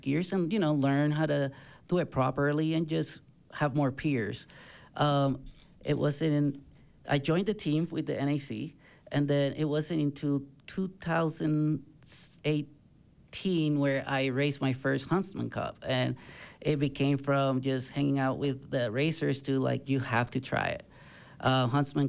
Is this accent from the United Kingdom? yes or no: no; Puerto Rico; moved away; I am originally born and raised in Puerto Rico.